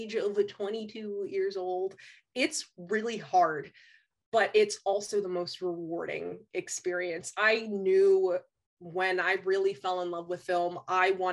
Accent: New Jersey, United States; one of the schools in my hometown's district

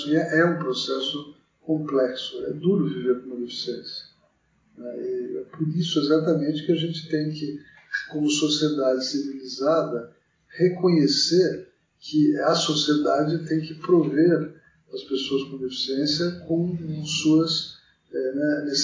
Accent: Mogi das Cruzes, São Paulo, Brazil; now in São Paulo, Brazil; eu tenho 57 anos, nasci em 1963, é, em Mogi das Cruzes, estudei em colégio público e entrei na faculdade aqui em São Paulo.

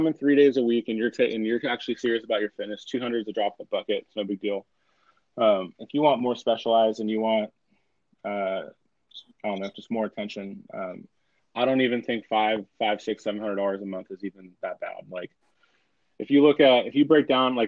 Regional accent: California, United States; we're from California

